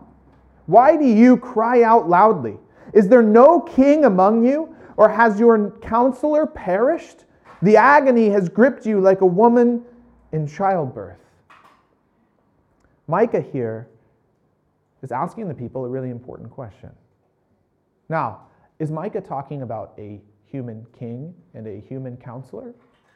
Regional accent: United States; I'm American

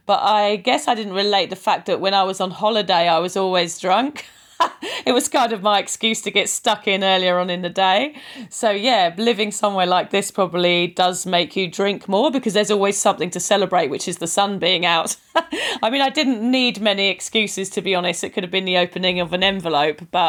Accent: United Kingdom; moved away as an adult; now in Queensland, Australia; I'm originally from the UK, as you can probably tell by my accent.

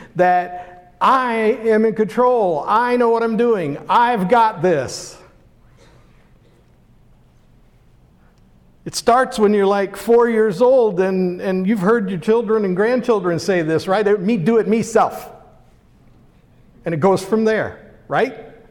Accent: Pittsburgh, Pennsylvania, United States; That's a word I grew up with in Pittsburgh

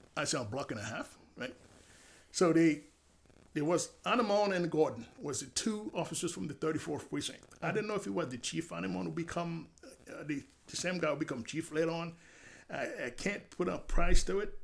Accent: Haiti; now in United States; I'm from Haiti

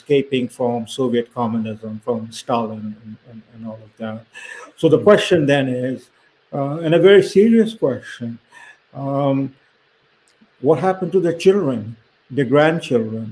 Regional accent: India; now in Canada; I'm an Indian

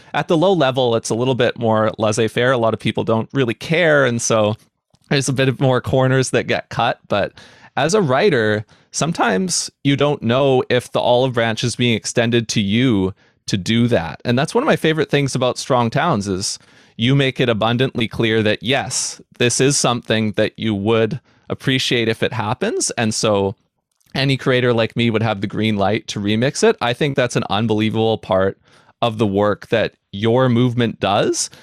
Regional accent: New Westminster, British Columbia, Canada; I grew up here in the Vancouver area in a city called New Westminster

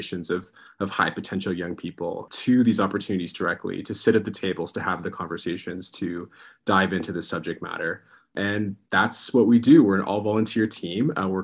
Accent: Mississauga, Ontario, Canada; I'm from the part of Canada that's the traditional territories of the Haudenosaunee and Anishinaabe and Mississaugas, currently known as Mississauga

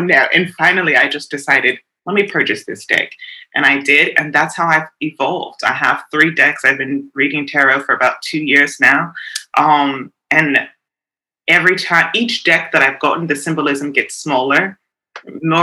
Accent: South Africa; me being a woman of color, being South African, I'm very tied and connected to my roots

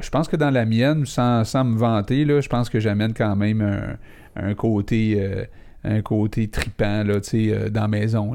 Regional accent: Laval, Quebec, Canada; on vient de Laval

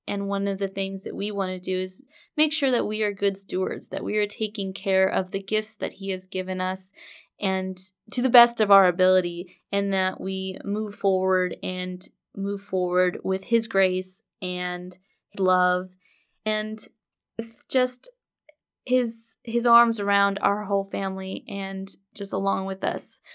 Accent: Orange County, California, United States; moved away as an adult; now in Murfreesboro, United States; We are originally from Orange County, California

